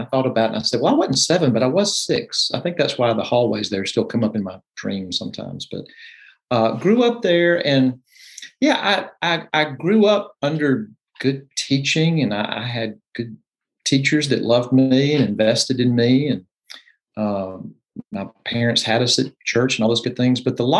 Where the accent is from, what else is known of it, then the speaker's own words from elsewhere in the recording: Jackson, Mississippi, United States; moved away as an adult; also born or lived in Starkville, Mississippi / Nashville, Tennessee; now in Greenville, United States; I'm from Jackson, Mississippi, and grew up there. I was in Jackson until I left for college to go to Mississippi State.